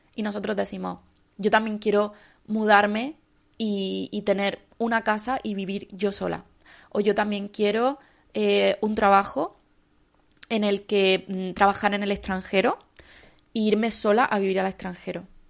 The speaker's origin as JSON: {"language": "Spanish", "region": "Andalusia", "country": "Spain", "said": "como andaluza no puedo decir bien"}